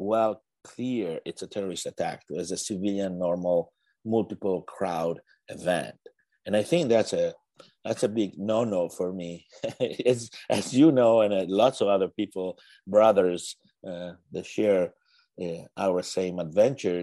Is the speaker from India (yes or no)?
no; Italy; moved away as an adult; now in United States; I was born and raised in Italy